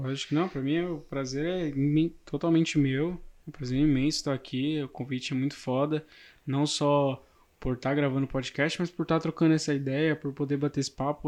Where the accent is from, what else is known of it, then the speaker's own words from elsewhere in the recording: São Paulo, Brazil; nasci em São Paulo, vivo em São Paulo, vivo a vida inteira